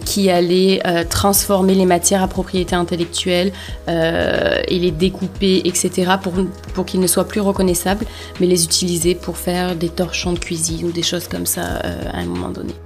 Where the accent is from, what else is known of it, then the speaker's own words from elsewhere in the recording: Provence-Alpes-Côte d'Azur, France; moved away as an adult; now in Montreal, Canada; j'ai grandi dans un tout petit village en Provence